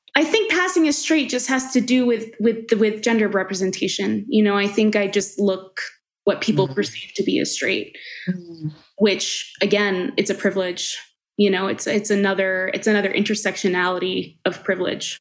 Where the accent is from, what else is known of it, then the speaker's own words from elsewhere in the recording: Long Island, New York, United States; also born or lived in Colombia; now in Denver, United States; I was born in Colombia and adopted to a Caucasian family. Uh, and I grew up in Long Island